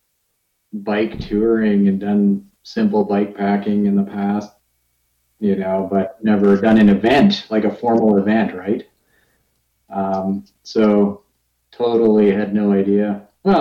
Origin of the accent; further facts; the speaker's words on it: Saskatchewan, Canada; now in Calgary, Canada; growing up in Saskatchewan